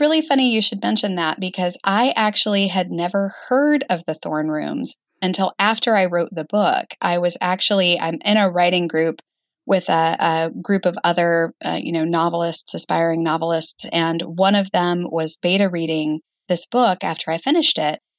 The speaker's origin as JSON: {"language": "English", "region": "Arizona", "country": "United States", "tie": "born or raised there", "also_born_or_lived": "Page, Arizona / Flagstaff, Arizona", "moved": "as an adult", "said": "I grew up in Arizona"}